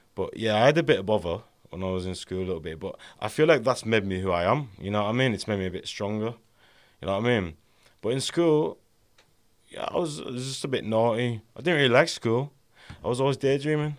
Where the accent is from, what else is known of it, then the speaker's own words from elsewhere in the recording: Carlisle, North West England, United Kingdom; I grew up in Ka, in, uh, Carlisle